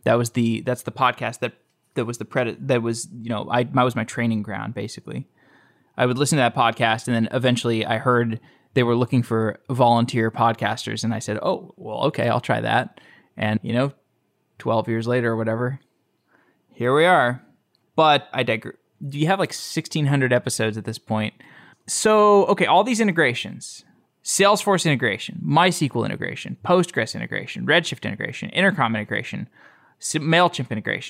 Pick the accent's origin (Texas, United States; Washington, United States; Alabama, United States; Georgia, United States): Texas, United States; Austin; I'm from Austin.